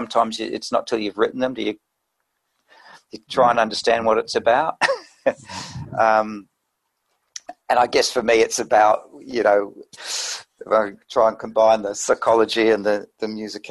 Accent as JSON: {"language": "English", "country": "New Zealand", "also_born_or_lived": "Sydney, Australia", "moved": "as an adult", "lives_now": "Australia", "said": "I'm from New Zealand originally, so I came to Australia"}